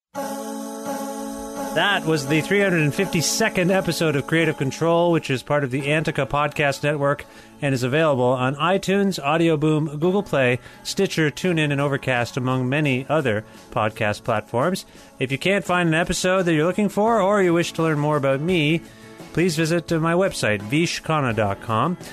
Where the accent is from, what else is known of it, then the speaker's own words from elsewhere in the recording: Guelph, Ontario, Canada; my hometown of Guelph.